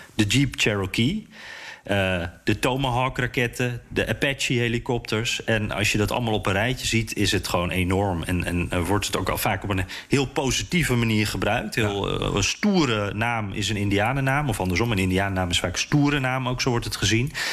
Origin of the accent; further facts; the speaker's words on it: Netherlands; moved away as an adult; now in United States; wij als Nederlanders